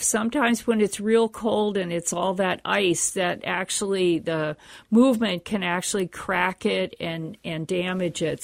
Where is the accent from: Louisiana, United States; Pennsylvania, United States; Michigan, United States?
Pennsylvania, United States; now in Minnesota, United States; I grew up in the East Coast in Pennsylvania, and it was fine there